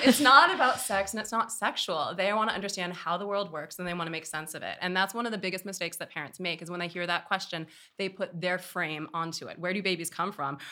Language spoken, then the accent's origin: English; Oakland, California, United States; I grew up here in Oakland, California, born and raised